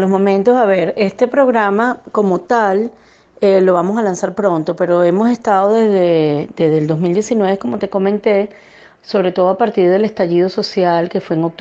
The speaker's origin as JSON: {"language": "Spanish", "country": "Venezuela", "moved": "yes", "lives_now": "Chile", "said": "sobre todo a los migrantes y los que venimos de Venezuela aún más que venimos de situaciones en donde ha habido inseguridad, violencia"}